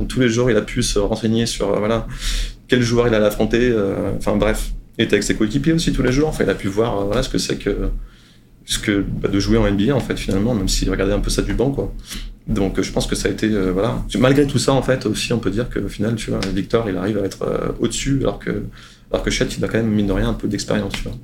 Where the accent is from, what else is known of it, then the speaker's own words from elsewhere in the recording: France; now in San Antonio, United States; je suis français, que je suis ici